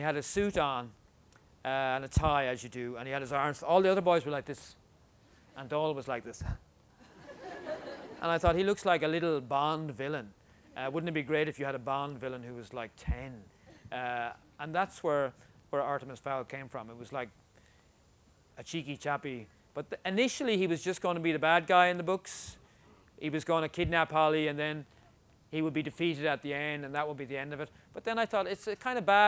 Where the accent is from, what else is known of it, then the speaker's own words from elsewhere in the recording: Ireland; I'm Irish